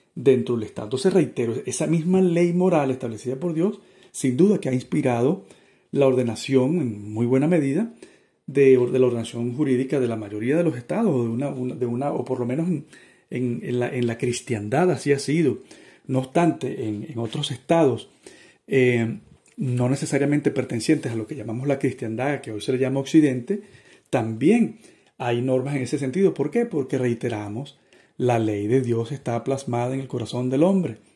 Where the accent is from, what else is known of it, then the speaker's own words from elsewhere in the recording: Venezuela; yo soy venezolano, más o menos delgado, calvo, un poquito alto